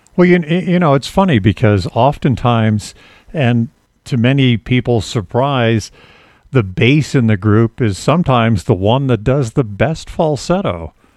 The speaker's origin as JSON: {"language": "English", "region": "East Coast", "country": "United States", "said": "I'm from the East Coast"}